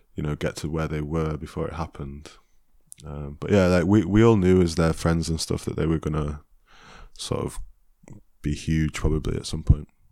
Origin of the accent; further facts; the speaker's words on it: Chesterfield, East Midlands, United Kingdom; I'm from Chesterfield